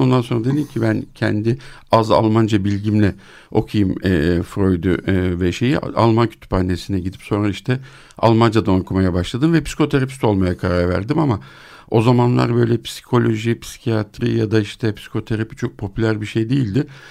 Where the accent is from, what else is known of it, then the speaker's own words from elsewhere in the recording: Turkey; also born or lived in Switzerland; ben onu bir Türk olarak